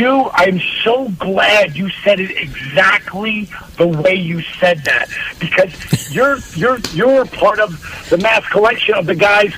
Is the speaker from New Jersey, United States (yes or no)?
yes; New Jersey, United States; Considering I grew up in New Jersey?